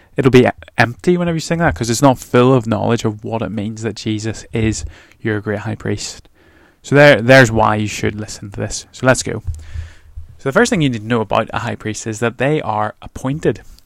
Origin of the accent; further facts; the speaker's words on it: Northern Ireland, United Kingdom; moved away; I'm from Northern Ireland